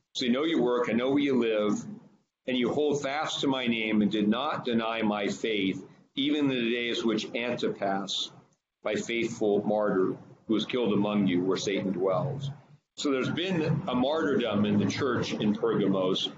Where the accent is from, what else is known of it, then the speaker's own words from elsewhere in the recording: Northern California, United States; moved away; I'm from Northern California originally